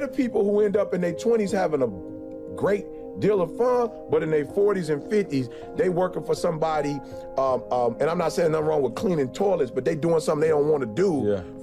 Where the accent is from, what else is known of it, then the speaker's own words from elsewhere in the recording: Detroit, Michigan, United States; I grew up in Motown